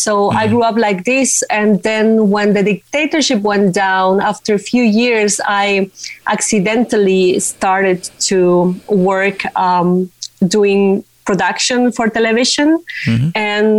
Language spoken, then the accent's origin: English; Paraguay; Yeah, well, I was a child when the Stroessner dictatorship went down. Mm. I know you are familiar with the subject, right? Mm-hmm. And so the first part of my life developed in this dictatorial environment